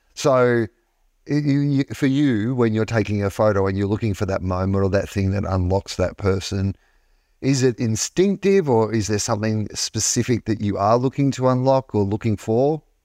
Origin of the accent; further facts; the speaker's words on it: Sale, Victoria, Australia; I was born in the Gippsland Base Hospital of Sale. I, I went to s, high school in Sale